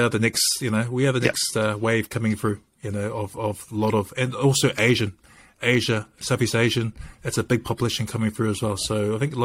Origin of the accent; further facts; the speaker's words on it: Dunedin, Otago, New Zealand; I grew up mostly in Dunedin most of my life